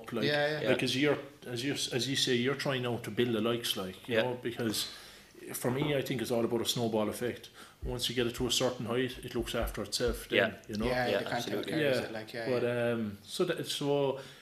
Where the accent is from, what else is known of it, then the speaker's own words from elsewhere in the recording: Youghal, Ireland; I'm from Yale myself